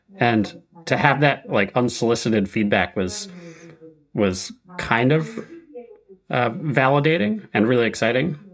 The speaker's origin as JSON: {"language": "English", "region": "Connecticut", "country": "United States", "tie": "born or raised there", "moved": "as an adult", "said": "I grew up in Connecticut"}